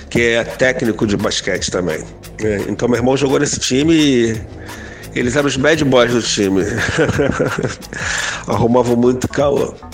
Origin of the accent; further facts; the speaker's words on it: Rio de Janeiro, Brazil; agitador, produtor e ativista na área da cultura. Tenho 53 anos, é, sou carioca da Gema, nascido em Laranjeiras, nascido e criado na Glória, por isso que sou conhecido como